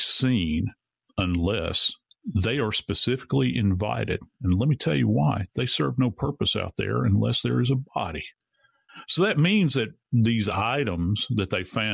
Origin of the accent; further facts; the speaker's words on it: Louisiana, United States; I was born and raised in Louisiana. I've been around swamps my entire life.